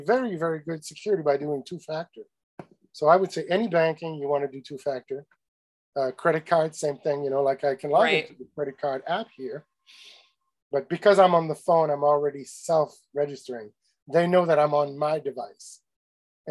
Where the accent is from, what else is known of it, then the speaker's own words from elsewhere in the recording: Canada; I'm Canadian